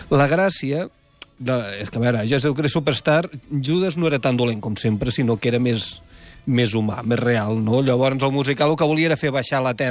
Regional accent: Tarragona, Catalonia, Spain; recorda que sóc tarragoní de naixement.

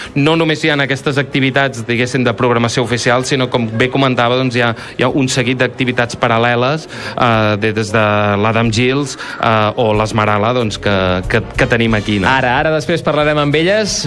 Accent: Banyoles, Catalonia, Spain; nosaltres que som de Banyoles

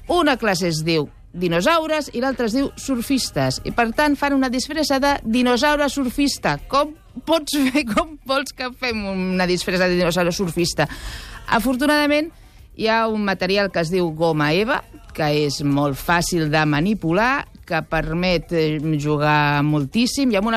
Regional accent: Catalonia, Spain; I que Va. som catalans, eh? que si ens poses la samba igual

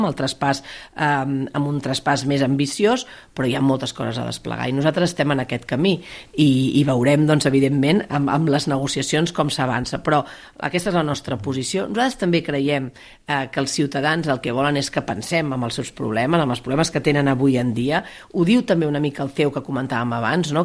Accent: Maresme, Catalonia, Spain; sóc del Maresme

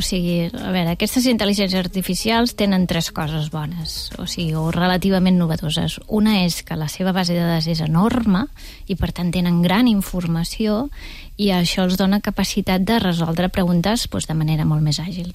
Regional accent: Torredembarra, Catalonia, Spain; des del meu poble, des de Torre d'Embarra.

